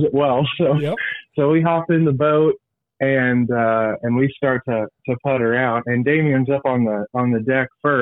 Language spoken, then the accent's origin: English; Missouri, United States; I've been born and raised in Missouri my whole life